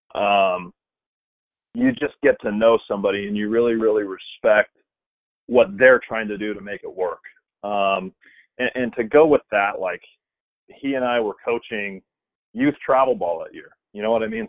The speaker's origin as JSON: {"language": "English", "area": "about 40 minutes from William Jessup", "region": "California", "country": "United States", "tie": "born or raised there", "said": "William Jessup's like 40 minutes from my hometown"}